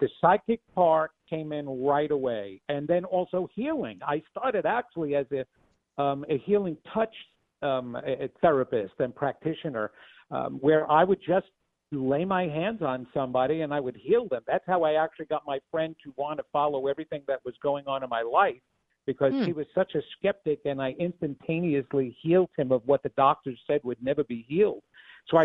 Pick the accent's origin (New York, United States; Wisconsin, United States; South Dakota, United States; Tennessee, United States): New York, United States; Levittown; I come from Levittown.